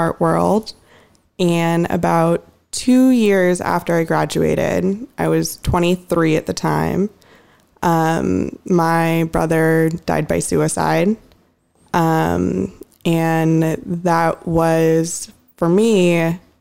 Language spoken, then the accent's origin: English; Mercer Island, Washington, United States; moved away as an adult; also born or lived in Southern California; I grew up on Mercer Island